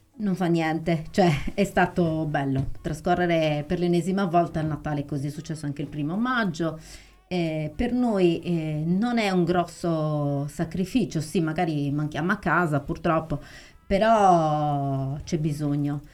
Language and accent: Italian; Arbus, Sardinia, Italy; io amo il mio paese